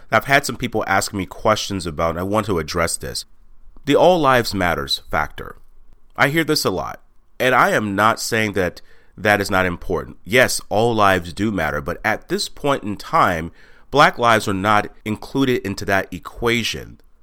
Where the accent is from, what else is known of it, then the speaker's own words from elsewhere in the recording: Texas, United States; moved away as an adult; also born or lived in Washington; I was born and raised in Texas